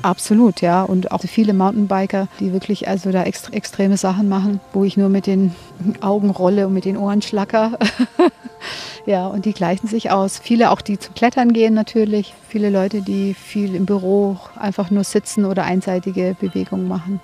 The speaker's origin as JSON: {"language": "German", "town": "Frankfurt am Main", "region": "Hesse", "country": "Germany", "moved": "as an adult", "lives_now": "Garmisch-Partenkirchen, Germany", "said": "Also ich komme ursprünglich aus Frankfurt am Main, habe da auch studiert"}